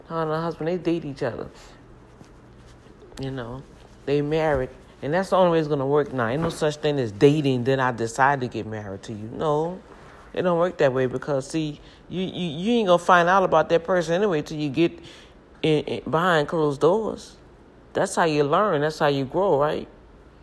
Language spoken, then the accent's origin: English; New Orleans, Louisiana, United States; moved away; This is my hometown, my upbringing. You know, and we cared about one another out here in New Orleans